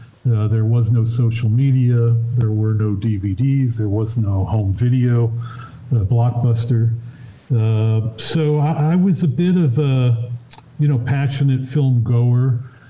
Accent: Chicago, Illinois, United States; Yeah, I was a guy who was going down to the Parkway Cinema, the Grindhouse.

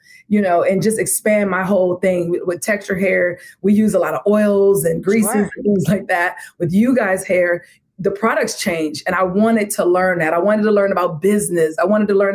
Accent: Washington, District of Columbia, United States; moved away; I'm from Washington, D.C.

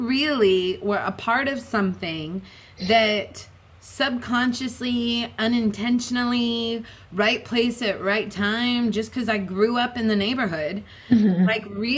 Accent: Seattle, Washington, United States; growing up in the Seattle music scene

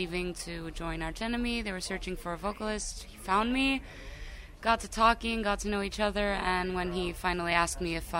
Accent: Chicago, Illinois, United States; moved away; also born or lived in Greece; Born and raised in Chicago, then moved to Greece. Now I'm back in Chicago.

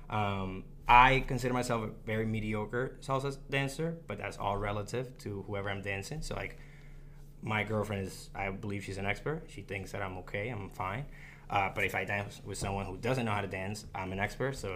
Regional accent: Dominican Republic; also born or lived in Puerto Rico; culturally, I identify as Dominican. I was born in Puerto Rico, uh, but culturally grew up between the DR and the Dominican and the, uh, the DR and Puerto Rico.

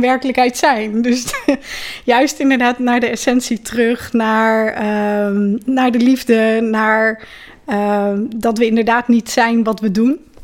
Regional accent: Ede, Gelderland, Netherlands; ik ben geboren in Ede. Met grote omwegen daar ook weer eh, steeds teruggekomen

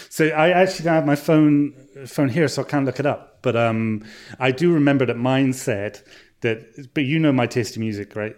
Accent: Bristol, South West England, United Kingdom; It's actually set in Bristol, set in my hometown.

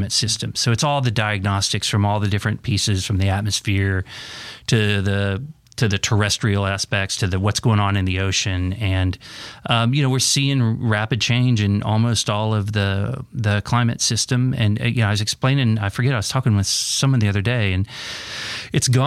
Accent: Oklahoma, United States; moved away; I grew up in Oklahoma.

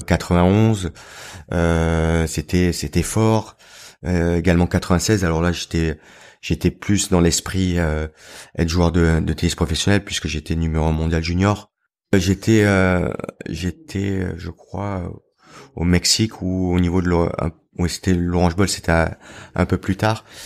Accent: Pra-Loup, Provence-Alpes-Côte d'Azur, France; J'ai grandi dans les Alpes du Sud, à Pralou

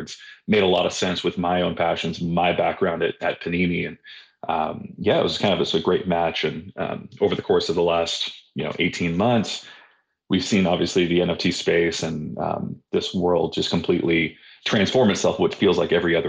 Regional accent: California, United States; also born or lived in Dallas, Texas; now in Virginia, United States; I live out in Virginia, down by the mountains. I used to live in Dallas, from California. So kind of just all over the country at this point.

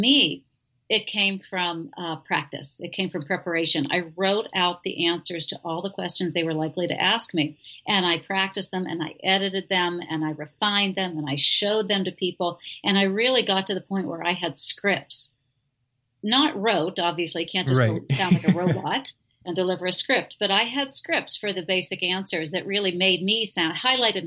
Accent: Pittsburgh, Pennsylvania, United States; also born or lived in Illinois; now in Oregon, United States; I'm from Pittsburgh originally, so I'm not a West Coaster.

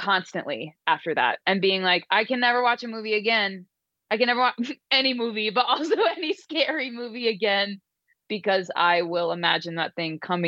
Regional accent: Chesapeake Beach, Maryland, United States; I grew up in Chesapeake Beach

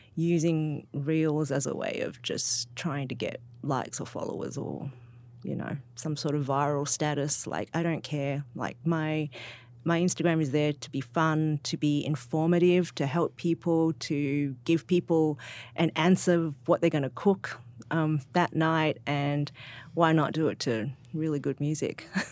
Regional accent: Sydney, New South Wales, Australia; moved away; I'm from Sydney.

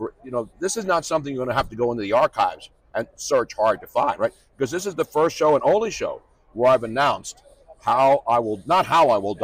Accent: Philadelphia, Pennsylvania, United States; moved away; also born or lived in Bay Area; I was from Philly

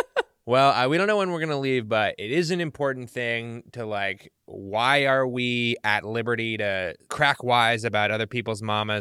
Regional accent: Illinois, United States; born there; I was born in Illinois.

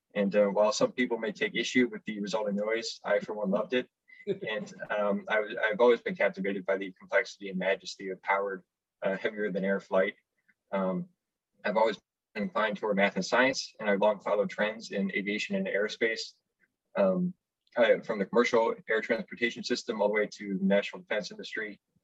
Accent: Orland Park, Illinois, United States; moved away as an adult; I am originally from Orland Park, Illinois, about 20 miles southwest of the city of Chicago

